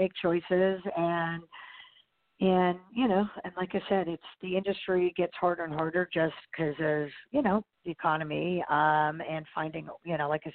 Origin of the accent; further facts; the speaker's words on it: New York, United States; also born or lived in New Jersey / Los Angeles; I'm a New Yorker, basically. I mean, I grew up in the suburbs and live in the city now.